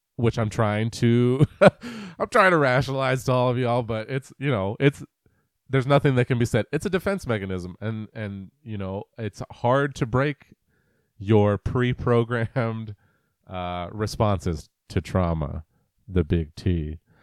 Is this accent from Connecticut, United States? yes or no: no; Greater Puget Sound area, Western Washington, United States; also born or lived in Pennsylvania / Iowa / New Jersey; I was born and raised here in Western Washington, uh, in the Greater Puget Sound area